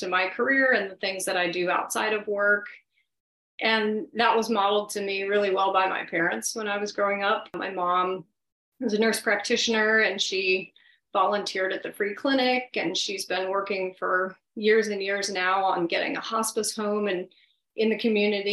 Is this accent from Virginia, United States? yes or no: yes; Blacksburg, Virginia, United States; growing up in Blacksburg